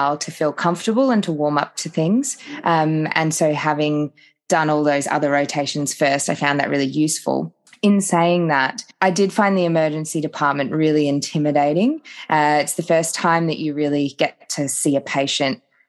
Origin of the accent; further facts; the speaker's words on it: Phillip Island, Victoria, Australia; moved away as an adult; also born or lived in Queensland / Townsville / Cairns / Sunshine Coast; now in Darwin, Australia; So I am originally from Victoria. I grew up down on Phillip Island